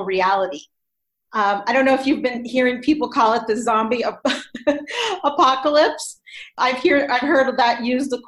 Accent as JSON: {"language": "English", "town": "Los Angeles", "region": "California", "country": "United States", "tie": "born or raised there", "moved": "as an adult", "lives_now": "Boulder, United States", "said": "I'm originally from Los Angeles, where I was born and raised"}